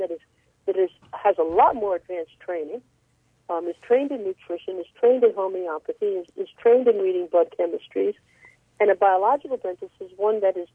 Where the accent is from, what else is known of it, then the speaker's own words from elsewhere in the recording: New York City, New York, United States; When I was a kid growing up in Brooklyn, New York